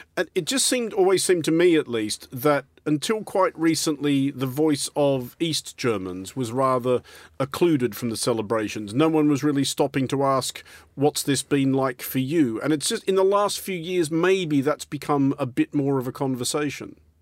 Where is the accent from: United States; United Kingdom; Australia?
Australia; I'm Australian